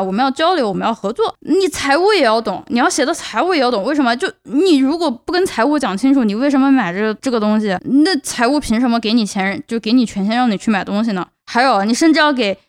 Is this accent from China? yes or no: yes; China; accent: Chinese accent; first language Chinese; moved away as an adult; now in United States; 我是从中国来的，我有中， 我有中国口音，我有中国口音，我有中国口音